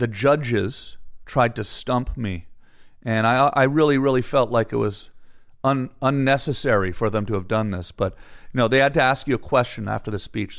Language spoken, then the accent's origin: English; Ottawa, Ontario, Canada; moved away as an adult; now in Hollywood, United States; I'm from Canada, Ottawa, Canada.